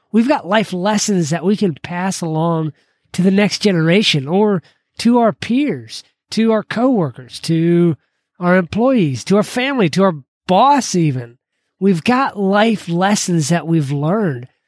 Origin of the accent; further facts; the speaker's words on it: Georgia, United States; growing up in Georgia, I became a huge Braves fan